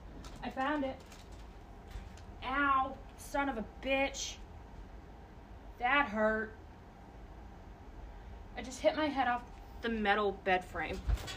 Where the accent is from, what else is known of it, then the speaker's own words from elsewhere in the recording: Vermont, United States; What's Vermont? I'm from Vermont.